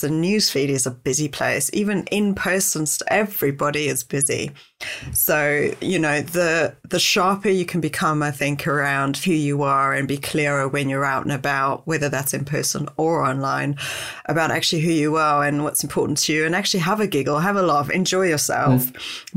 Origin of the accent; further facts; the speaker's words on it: South Africa; I'm South African